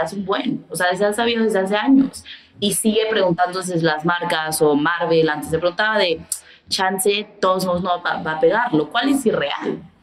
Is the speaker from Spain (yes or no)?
no; Mexico; creciendo en México, porque pues crecí en México